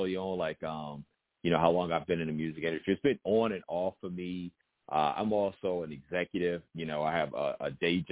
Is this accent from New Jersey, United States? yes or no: no; Newport News, Virginia, United States; also born or lived in Richmond, Virginia; I'm a native of Newport News, Virginia, and I reside in right outside of Richmond, Virginia.